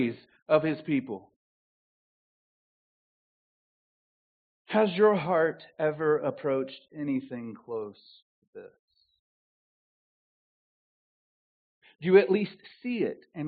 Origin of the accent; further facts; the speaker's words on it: the South, United States; accent: southern; moved away; My southern accent